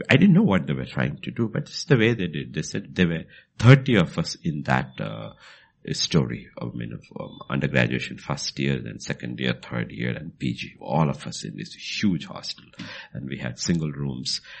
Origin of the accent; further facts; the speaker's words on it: Bhutan; because uh, I came from Bhutan and I brought some of those things from there